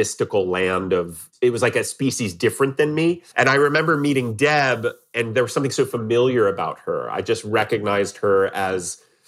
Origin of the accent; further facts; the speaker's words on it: Columbus, Ohio, United States; moved away as an adult; also born or lived in New York; I grew up in Columbus, Ohio.